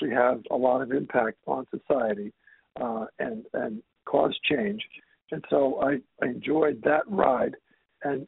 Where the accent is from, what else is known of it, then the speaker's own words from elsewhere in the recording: Washington, District of Columbia, United States; moved away; also born or lived in Boston / New York / Atlanta / Toronto; I'm from the Washington, D.C. area originally